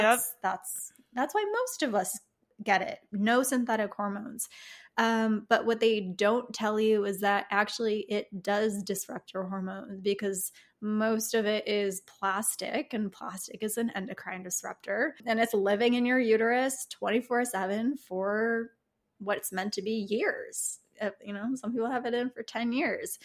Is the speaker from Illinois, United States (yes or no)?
yes; Chicago, Illinois, United States; moved away; I lived in Chicago. I grew up in Chicago.